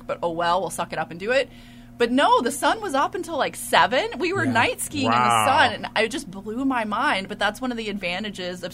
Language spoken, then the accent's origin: English; East Texas, United States; I'm from East Texas, so I'm not a snow snob.